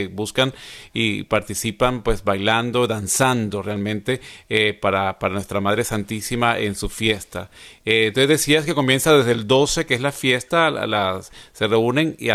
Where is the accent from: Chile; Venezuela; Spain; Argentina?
Venezuela; now in United States; yo soy de Venezuela y cuando vine a Estados Unidos hace 20 años